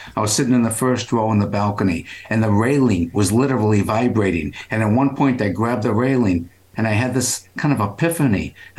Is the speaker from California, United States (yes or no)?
no; Cambridge, Massachusetts, United States; I grew up in Cambridge.